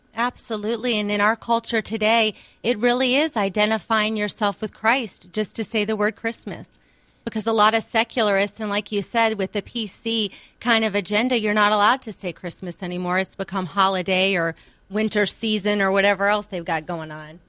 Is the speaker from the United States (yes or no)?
yes; outside of Richmond, Virginia, United States; I was born outside of Richmond, Virginia